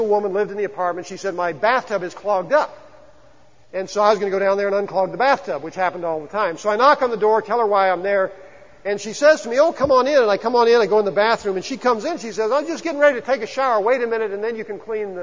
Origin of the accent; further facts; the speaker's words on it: the Ozarks, United States; we're from the Ozarks